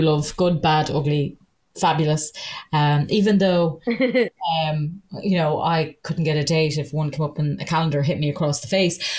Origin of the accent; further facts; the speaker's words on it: Ireland; I'm Irish